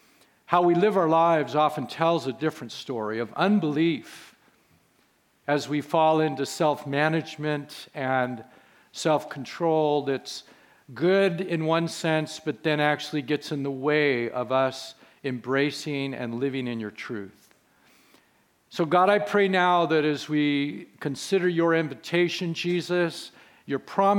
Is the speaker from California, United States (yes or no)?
yes; Carmel Valley, California, United States; I grew up in this church from age one. I grew up in Carmel Valley, went through the schools in Carmel, went to Carmel High School.